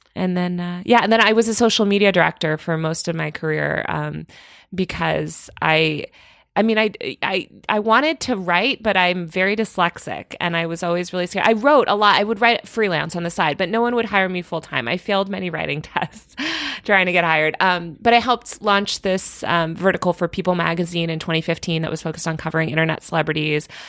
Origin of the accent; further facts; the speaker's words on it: Connecticut, United States; I grew up in Connecticut